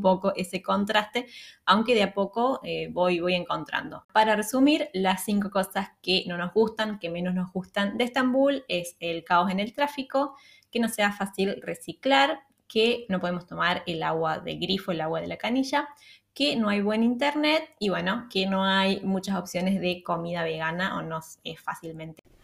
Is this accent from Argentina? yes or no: yes; Argentina; moved away; en Argentina no estamos acostumbrados